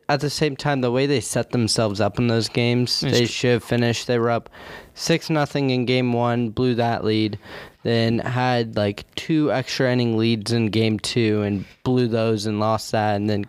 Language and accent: English; Raleigh, North Carolina, United States; Raleigh, North Carolina.